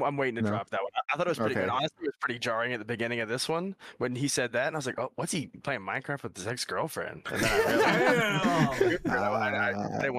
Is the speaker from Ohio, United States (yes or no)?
no; South Carolina, United States; I am from the East Coast. I am from South Carolina